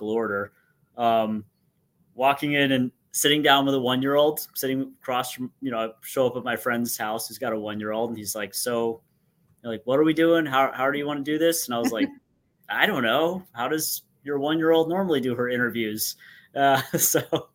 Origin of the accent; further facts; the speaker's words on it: Durham, North Carolina, United States; moved away as an adult; also born or lived in Orlando, Florida; my hometown school community back in Durham, North Carolina